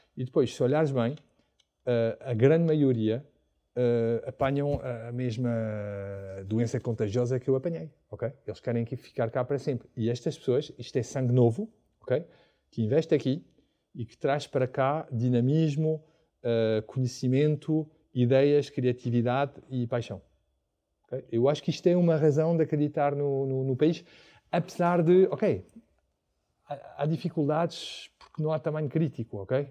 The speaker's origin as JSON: {"language": "Portuguese", "town": "Paris", "region": "Île-de-France", "country": "France", "second_language": "Portuguese", "moved": "as an adult", "lives_now": "Portugal", "said": "eu sou de, de, de França, só vivi em Paris"}